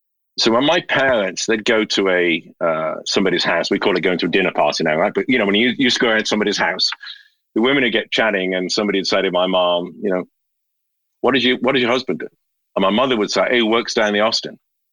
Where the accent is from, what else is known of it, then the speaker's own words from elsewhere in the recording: Birmingham, West Midlands, United Kingdom; my father, I grew up in Birmingham, in the Midlands.